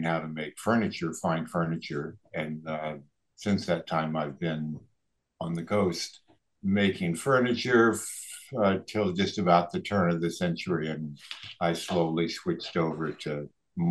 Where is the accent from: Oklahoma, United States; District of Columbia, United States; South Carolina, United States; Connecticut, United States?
District of Columbia, United States; D.C.; now in Mendocino County, United States; I grew up outside of Washington, D.C.